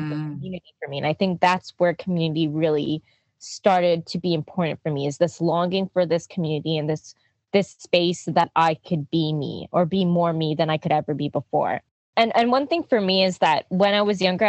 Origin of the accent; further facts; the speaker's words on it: Quebec, Canada; growing up in Quebec, Jojogé, which is colloquially known as Quebec, Montréal.